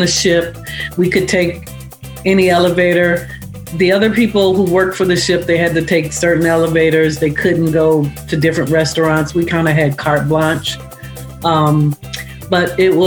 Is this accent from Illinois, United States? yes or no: yes; Chicago, Illinois, United States; moved away as an adult; also born or lived in Santa Monica, California; I felt like I had a very good childhood on the South Side in Woodlawn